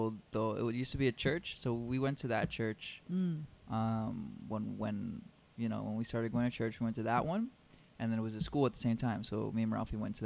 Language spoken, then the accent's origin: English; Miami, Florida, United States; From here, Miami.